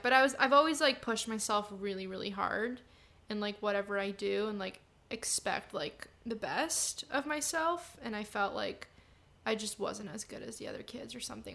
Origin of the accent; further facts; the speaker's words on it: San Diego, California, United States; also born or lived in Chicago, Illinois, United States; We all moved to San Diego when I was five